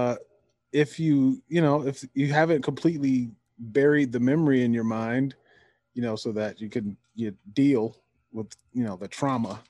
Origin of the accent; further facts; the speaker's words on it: Detroit, Michigan, United States; I'm from Detroit